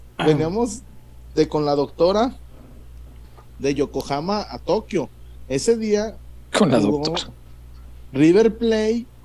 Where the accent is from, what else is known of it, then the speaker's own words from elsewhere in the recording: Mexico; Y le digo, no, amigo, soy mexicano.